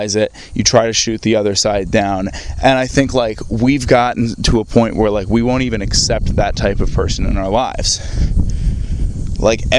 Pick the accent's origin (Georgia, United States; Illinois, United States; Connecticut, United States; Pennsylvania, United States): Connecticut, United States; I grew up playing golf in Connecticut